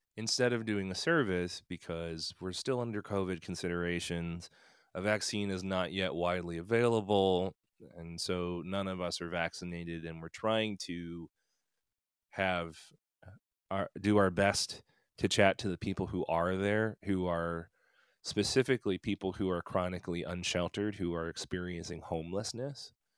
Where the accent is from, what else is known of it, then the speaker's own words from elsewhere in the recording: Philadelphia, Pennsylvania, United States; also born or lived in Korea; becoming a priest in the Episcopal Church in my hometown of Philadelphia